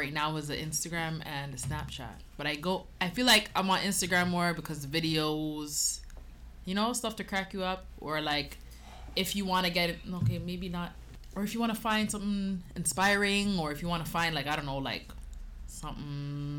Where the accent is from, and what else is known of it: Toronto, Ontario, Canada